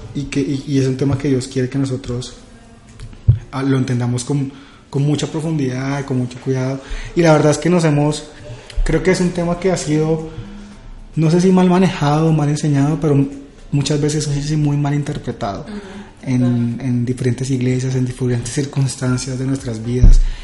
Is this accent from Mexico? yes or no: no; Villavicencio, Meta, Colombia; now in Bogotá, Colombia; soy de Villavicencio